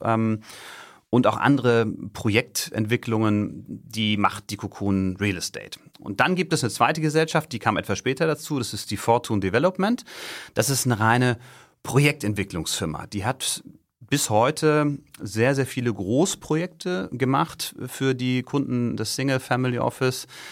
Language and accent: German; Stade, Lower Saxony, Germany; moved away as an adult; ich bin in Niedersachsen äh, groß geworden, südlich von Hamburg, in Stade